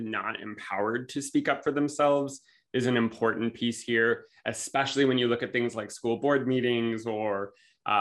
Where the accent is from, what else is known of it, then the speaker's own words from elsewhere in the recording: Los Angeles, California, United States; I'm from California, Los Angeles area